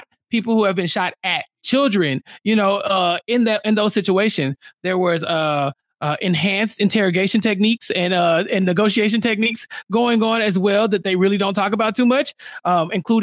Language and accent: English; Houston, Texas, United States; also born or lived in Waco, Texas; I'm very much a Houstonian, but I was born in Waco. And so my entire family is from Waco